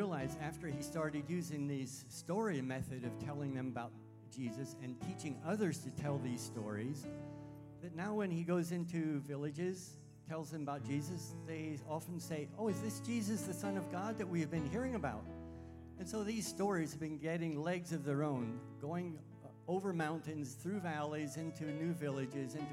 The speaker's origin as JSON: {"language": "English", "region": "Pennsylvania", "country": "United States", "tie": "born or raised there", "also_born_or_lived": "Sudan / Indonesia / Thailand / southwest China", "moved": "as an adult", "lives_now": "China", "said": "I grew up in Pennsylvania"}